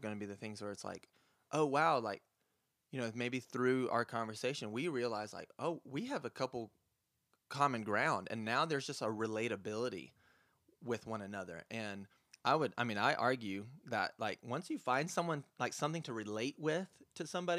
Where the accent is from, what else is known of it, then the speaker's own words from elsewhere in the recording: Lyman, South Carolina, United States; Yeah, so I'm actually from Lyman. It's a little bit outside of Greer, but I kind of like it because it's away from the city